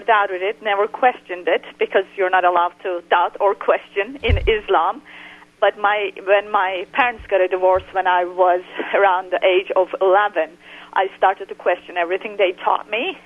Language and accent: English; Turkey; moved away; I was raised in Muslim Turkey